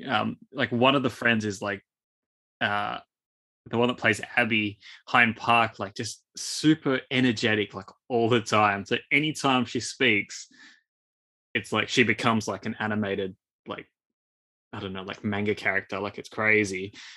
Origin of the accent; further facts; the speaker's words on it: Australia; I'm pretty much as Aussie as it comes